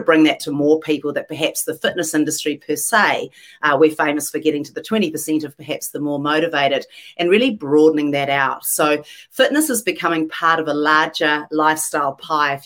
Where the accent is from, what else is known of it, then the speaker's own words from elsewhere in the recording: New Zealand; moved away as an adult; also born or lived in London, United Kingdom; now in Los Angeles, United States; I was born in London, actually. Dad was a doctor and was doing his postgrad over there. Spent my whole life in New Zealand growing up